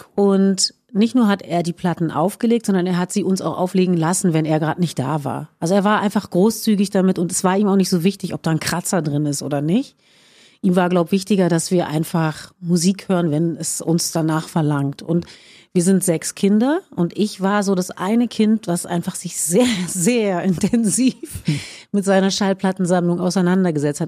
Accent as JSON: {"language": "German", "region": "Berlin", "country": "Germany", "tie": "born or raised there", "said": "ich bin in Schöneberg geboren"}